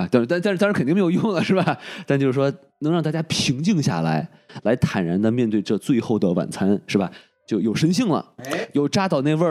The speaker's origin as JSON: {"language": "Chinese", "country": "China", "said": "就是说很多人都在抹黑我们中国人形象嘛，说一个没有信仰的民族"}